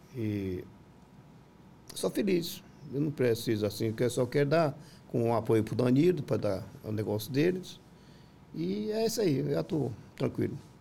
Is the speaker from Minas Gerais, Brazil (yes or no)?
no; Piripiri, Piauí, Brazil; also born or lived in São Paulo; now in Goiânia, Brazil; nós de Piripiri